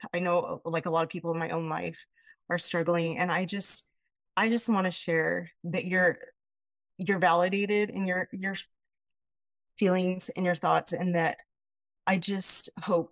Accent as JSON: {"language": "English", "town": "Payson", "region": "Utah", "country": "United States", "said": "I'm from Payson, Utah"}